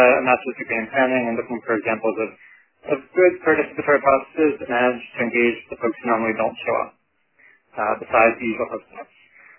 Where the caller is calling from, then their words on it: New York City, New York, United States; also born or lived in Toronto, Canada; I'm calling in from Brooklyn, New York.